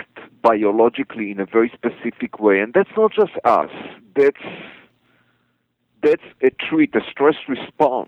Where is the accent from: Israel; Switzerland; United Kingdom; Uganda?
Israel; I'm native Israeli. I was born in Israel